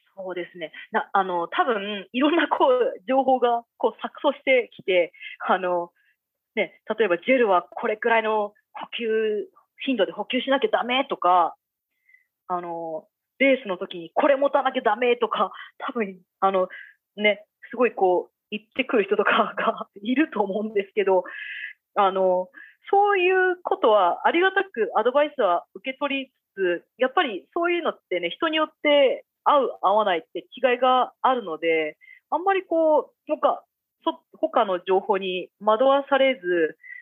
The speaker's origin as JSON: {"language": "Japanese", "country": "Japan", "moved": "yes", "lives_now": "Minnesota, United States"}